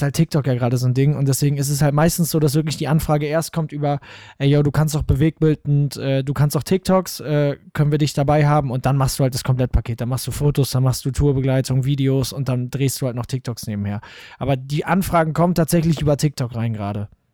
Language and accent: German; Münster, North Rhine-Westphalia, Germany; ich komme aus Gremmendorf, so einem kleinen Dorf in Münster